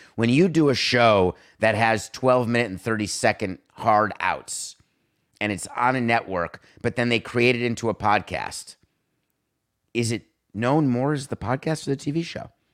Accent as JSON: {"language": "English", "region": "New York", "country": "United States", "tie": "born or raised there", "moved": "yes", "lives_now": "South Florida, United States", "said": "I grew up in New York"}